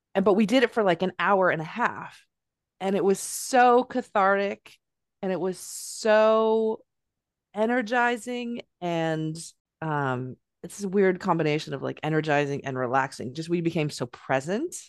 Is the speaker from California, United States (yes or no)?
yes; California, United States; moved away as an adult; now in Northampton, United States; I'm from California.